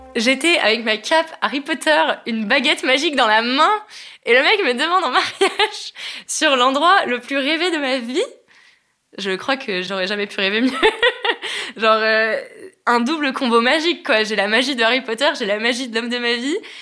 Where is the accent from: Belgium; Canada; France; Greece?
France; je suis française